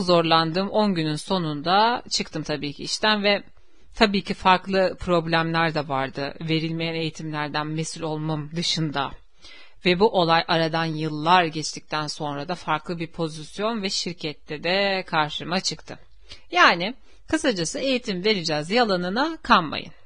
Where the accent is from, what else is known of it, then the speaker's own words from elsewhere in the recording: Istanbul, Turkey; Benim köyüm zaten İstanbul'da. Uskumru köy benim köyüm. yani benim köklerim yüzyıllardır burada ve benim farklı bir şehirde tanıdığım bile yok.